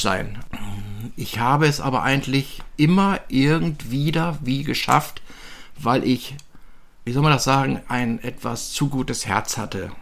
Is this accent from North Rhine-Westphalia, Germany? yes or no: yes; Düsseldorf, North Rhine-Westphalia, Germany; ich bin äh, 1957 in Düsseldorf geboren worden